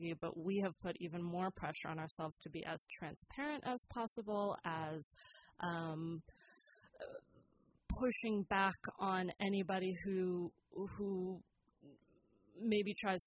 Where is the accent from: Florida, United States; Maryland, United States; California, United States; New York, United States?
California, United States; West Marin; also born or lived in Sonoma / Eugene, Oregon; now in Petaluma, United States; growing up in West Marin, my father was on the school board